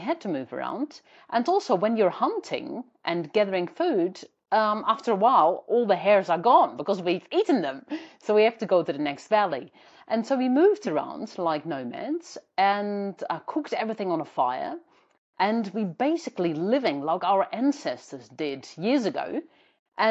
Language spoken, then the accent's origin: English; Netherlands; now in New Zealand; I was born in Holland, but immigrated to New Zealand